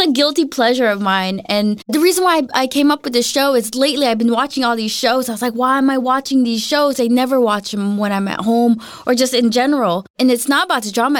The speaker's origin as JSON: {"language": "English", "town": "Los Angeles", "region": "California", "country": "United States", "moved": "as an adult", "lives_now": "Denmark", "said": "I'm from Los Angeles and it is an eating out culture"}